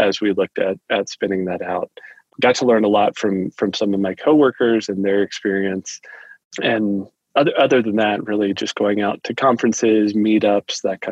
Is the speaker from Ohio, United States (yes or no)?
yes; Cincinnati, Ohio, United States; moved away as an adult; now in Colorado, United States; My wife and I were both born and raised in Cincinnati